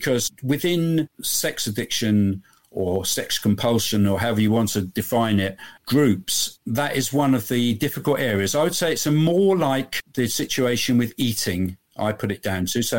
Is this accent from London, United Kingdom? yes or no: no; Bristol, South West England, United Kingdom; my hometown in Bristol in the UK